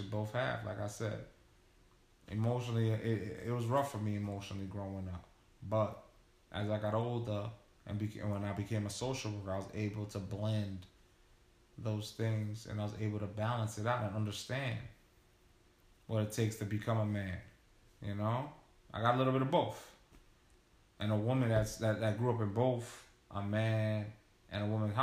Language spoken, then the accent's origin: English; New York, United States; growing up in New York